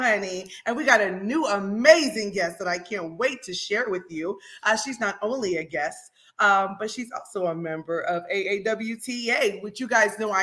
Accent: Jamaica; I'm Jamaican, so anything to give a reason to speak a little patois

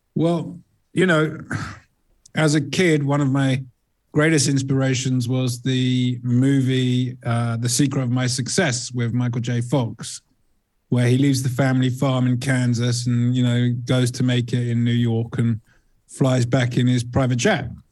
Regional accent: England, United Kingdom; also born or lived in south of Spain; now in Spain; I hail from England, but I live in sunnier place.

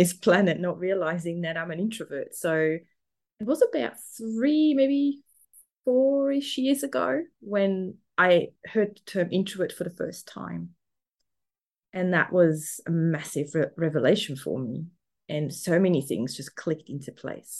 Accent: Switzerland; accent: German; English is a second language; moved away as an adult; now in Melbourne, Australia; I'm currently in Melbourne, Australia. So I'm down under, but I'm originally from Switzerland. So there might be a little bit of a German accent in there

